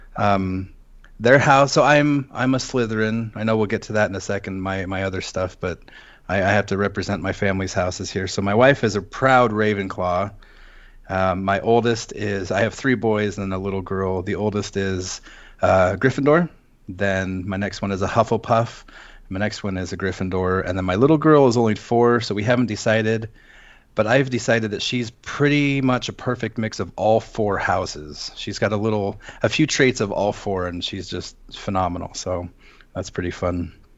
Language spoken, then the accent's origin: English; Seattle, Washington, United States; moved away as an adult; also born or lived in Western US states; now in Las Vegas, United States; I'm originally from Seattle. Um, I spent twenty years there.